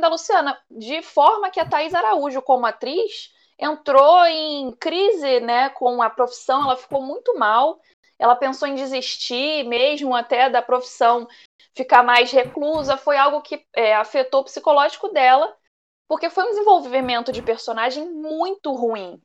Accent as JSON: {"language": "Portuguese", "region": "Rio de Janeiro", "country": "Brazil", "said": "E aqui do grupo, sendo a única carioca, né? Eu passo ali, eu tenho. Eu não sou do Lebon, eu moro na Zona Oeste do Rio"}